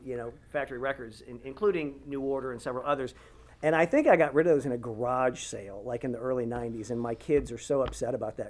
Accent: St. Louis, Missouri, United States; moved away as an adult; also born or lived in Vermont; now in Columbia, United States; I grew up in St. Louis. My father was a doctor at St. John's Hospital, and I came to Columbia.

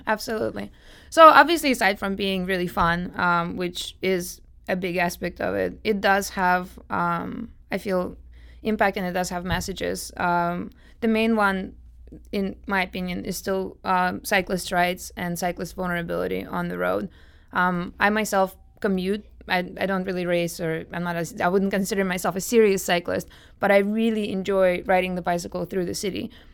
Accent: Moscow, Russia; now in St. Louis, United States; I'm from Moscow, Russia myself

